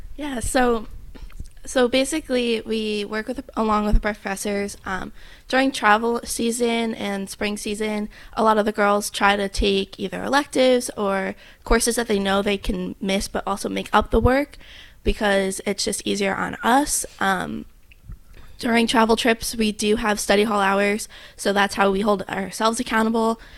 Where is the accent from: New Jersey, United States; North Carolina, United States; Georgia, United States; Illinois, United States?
New Jersey, United States; now in Hawaii, United States; I'm from New Jersey